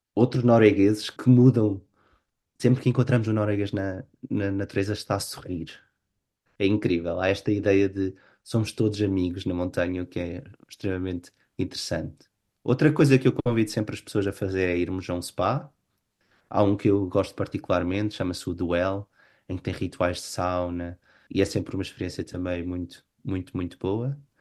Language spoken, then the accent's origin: Portuguese; Portugal; moved away as an adult; now in Oslo, Norway; como portugueses sempre fomos um povo virados para, para fora